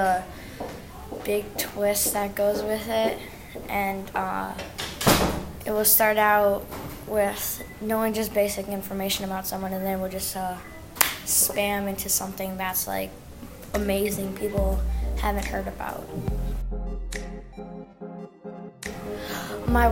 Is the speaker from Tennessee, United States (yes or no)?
no; South Lyon, Michigan, United States; I am in fifth grade, and I'm from South Lyon, Michigan.